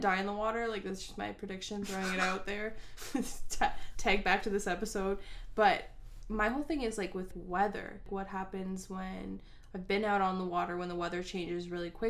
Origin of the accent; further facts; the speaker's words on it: Canada; we're Canadian